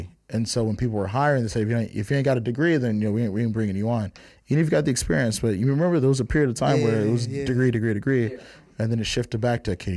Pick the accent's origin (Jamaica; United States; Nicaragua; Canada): United States; San Jose, California; also born or lived in Oakland / Richmond; I was born in Oakland. My family's from Richmond. I was raised in San Jose